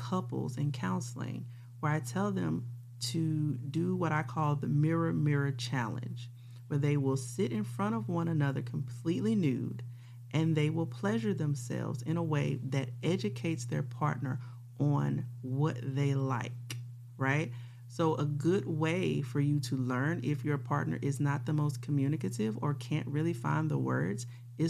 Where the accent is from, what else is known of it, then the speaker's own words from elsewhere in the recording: Louisiana, United States; I'm from Louisiana